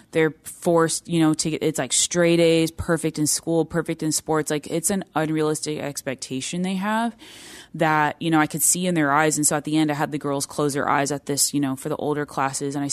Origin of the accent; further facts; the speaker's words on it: India; the Indian culture, I come from the Indian culture.